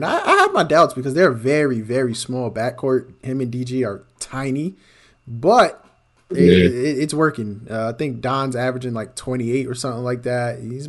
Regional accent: New York, United States; as a New Yorker

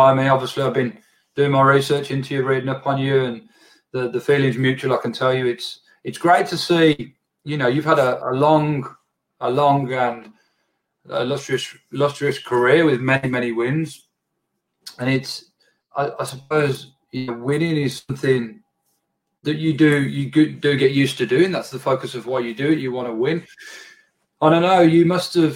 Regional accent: England, United Kingdom; moved away; my home country, England

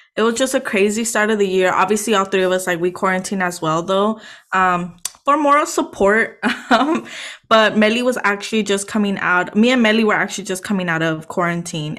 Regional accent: Los Angeles, California, United States; moved away as an adult; now in San Francisco Bay Area, United States; it's nothing like the city that I grew up in.

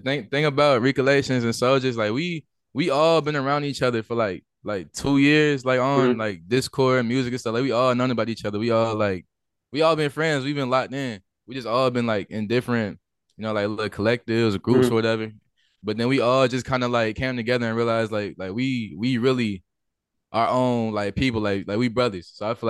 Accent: Louisiana, United States; I'm from Louisiana.

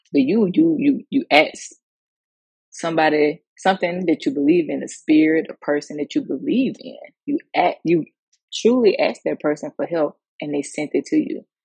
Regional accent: Mississippi, United States; growing up in the South, um, Mississippi

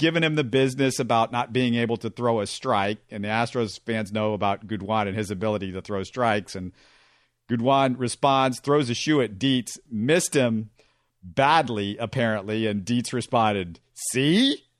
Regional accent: United States; as an American, we, we believe in journalism. That's what we believe as Americans.

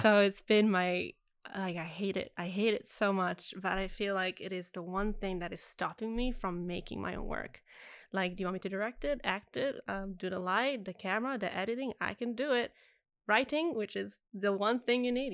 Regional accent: Italy; first language Italian; English is a second language; now in Australia; I grew up in Italy, so mm. every movie was dubbed in Italian

